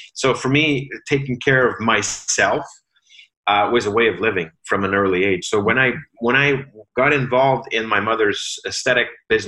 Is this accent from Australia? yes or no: no; Sudbury, Ontario, Canada; now in Ottawa, Canada; moved to Ottawa to really ramp up her business here in Ottawa, because we come from Sudbury.